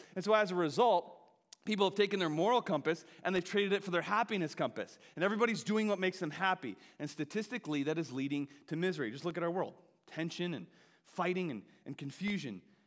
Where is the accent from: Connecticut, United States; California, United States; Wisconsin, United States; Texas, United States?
Wisconsin, United States; I grew up in Wisconsin, home of the hunters